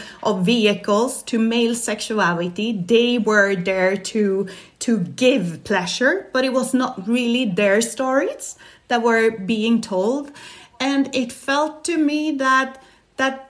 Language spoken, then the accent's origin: English; Stockholm, Stockholm County, Sweden; now in Barcelona, Spain; I'm Swedish. I was born in Stockholm